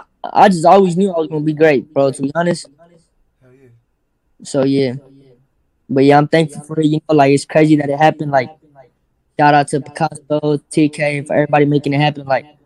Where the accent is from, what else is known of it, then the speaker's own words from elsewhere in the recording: Maywood, California, United States; I'm coming from Maywood. Like, what the fuck is a Maywood?